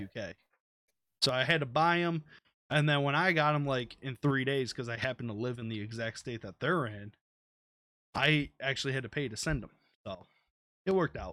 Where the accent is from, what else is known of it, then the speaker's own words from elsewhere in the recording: United States; I'm from America